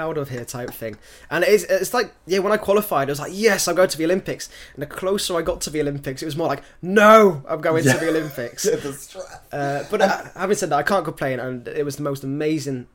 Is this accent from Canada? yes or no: no; United Kingdom; moved away as an adult; also born or lived in Ireland; now in Dublin, Ireland; I grew up in the British system